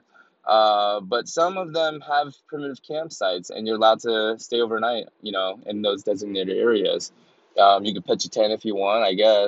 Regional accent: Atlanta, Georgia, United States; it was on Ralph David Abernathy Road in the West End of Atlanta. And I thrive there, baby. That's my home. Know what I'm saying? That's my hometown

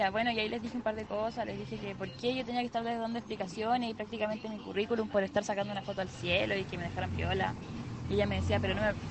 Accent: North, Chile; yo soy de Chile, pero es como usual de que me que escuchen que soy del norte

